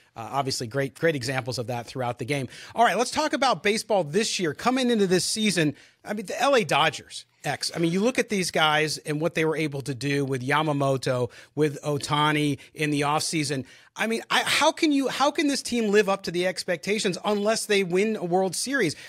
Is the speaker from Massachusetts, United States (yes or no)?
no; San Diego, California, United States; as a kid, growing up in San Diego